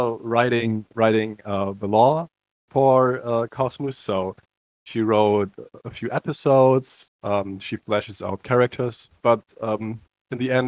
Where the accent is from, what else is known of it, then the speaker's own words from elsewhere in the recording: Cologne, North Rhine-Westphalia, Germany; I come from Germany, Cologne.